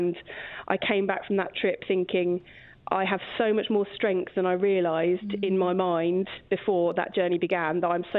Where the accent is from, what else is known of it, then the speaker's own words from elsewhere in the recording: Kingston upon Thames, London, United Kingdom; I'm from Kingston upon Thames in Surrey